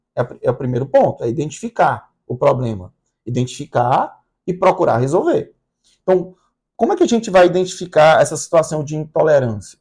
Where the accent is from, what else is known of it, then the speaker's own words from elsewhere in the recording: Brazil; also born or lived in Recife / Fortaleza; Nós somos brasileiros